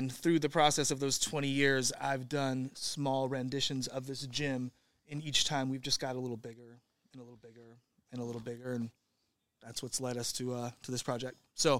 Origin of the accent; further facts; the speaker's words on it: Santa Rosa, California, United States; I'm from Santa Rosa, California. So, okay. I was born in Santa Rosa. I've been from Santa Rosa to Hawaii to Oregon to this spot.